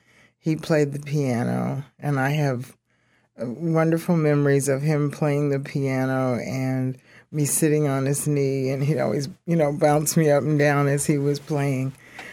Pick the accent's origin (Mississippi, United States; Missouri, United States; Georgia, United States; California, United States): Mississippi, United States; Carson; I was born in Mississippi, and I was, there was my older brother, my older sister, me, and the sister that's right under me. And we lived with our grandparents in Carson, Mississippi.